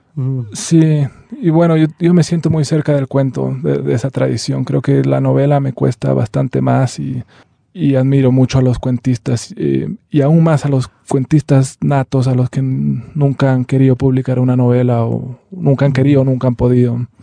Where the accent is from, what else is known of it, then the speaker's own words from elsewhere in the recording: Bolivia; nosotros somos eh, árabes y también somos bolivianos